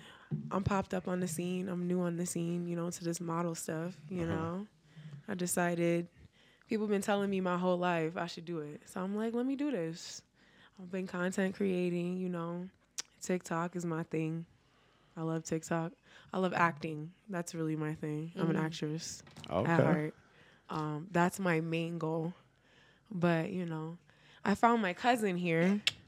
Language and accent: English; New York, United States; now in Denver, United States; I'm from New York, actually.